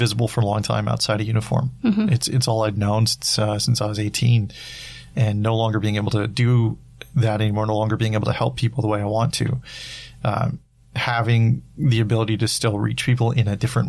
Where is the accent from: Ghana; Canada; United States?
Canada; British Columbia; moved away; I went back to my hometown.